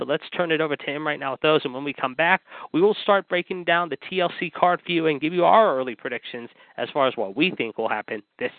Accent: Pittsburgh, Pennsylvania, United States; my hometown of Pittsburgh

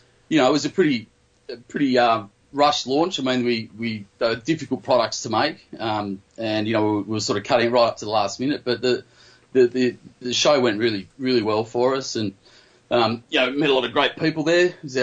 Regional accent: Australia; I am from Australia.

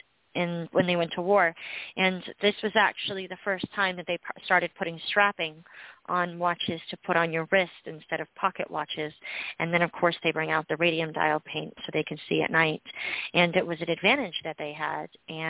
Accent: New Jersey, United States; Rack was like, yeah, I'm from New Jersey too.

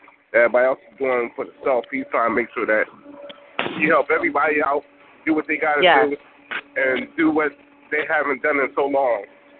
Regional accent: Philadelphia, Pennsylvania, United States; now in Brooklyn, United States; I originally was from Philadelphia. I live in New York.

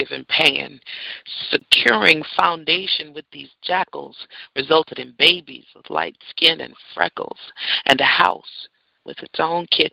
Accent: San Francisco, California, United States; moved away; my hometown, same town me and my father were born

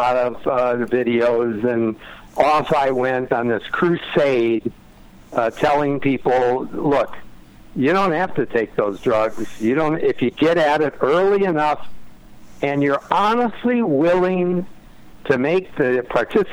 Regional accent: Detroit, Michigan, United States; now in San Diego, United States; I grew up in Detroit

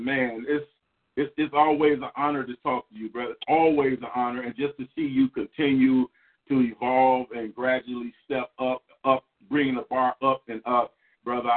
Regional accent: Chicago, Illinois, United States; I'm from Englewood, south side of Chicago

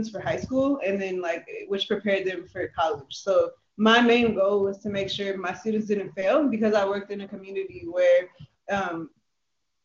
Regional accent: Moreno Valley, California, United States; I'm from Moreno Valley in the Inland Empire

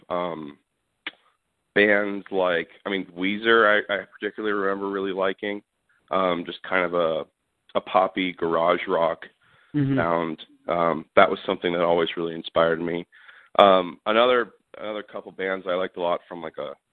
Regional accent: Southern California, United States; also born or lived in San Francisco; I grew up in Southern California

